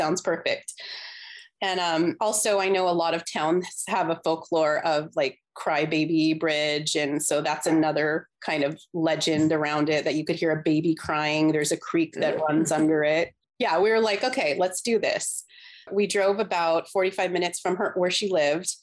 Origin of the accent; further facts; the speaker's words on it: Southern California, United States; we're from Southern California. I still live in Southern California